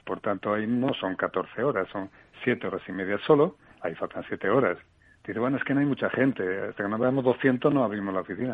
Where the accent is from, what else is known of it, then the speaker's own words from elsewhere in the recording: Asturias, Spain; moved away; mi tierra Asturias